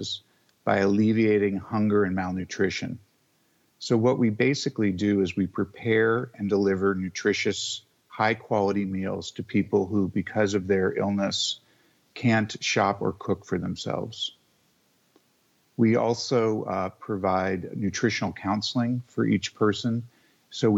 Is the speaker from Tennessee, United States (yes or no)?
no; Seattle, Washington, United States; moved away; also born or lived in Sag Harbor, New York; growing up in the Northwest, which is where I'm from, in Seattle.